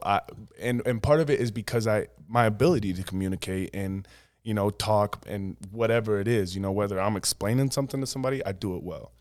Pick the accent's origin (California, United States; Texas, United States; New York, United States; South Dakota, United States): South Dakota, United States; Woonsocket; now in Sioux Falls, United States; I grew up in Woonsocket, seven hundred people